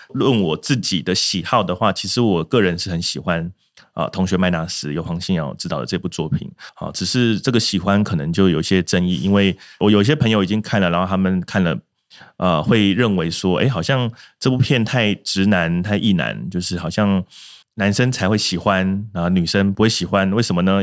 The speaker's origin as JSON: {"language": "Chinese", "country": "Taiwan", "said": "我相信很多台湾啊，如果说三四十岁以上的族群的观众看到，会多少有些共鸣啊。我们就是在这个时代下长大"}